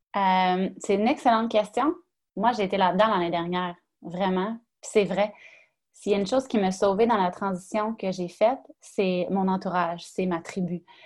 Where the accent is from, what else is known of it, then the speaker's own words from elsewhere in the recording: Quebec, Canada; je viens du Saguenay-Lac-Saint-Jean